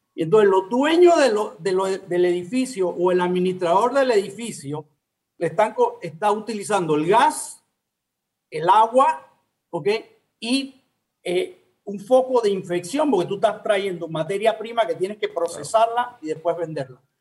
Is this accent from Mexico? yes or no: no; Panama; siempre panameños, somos latinos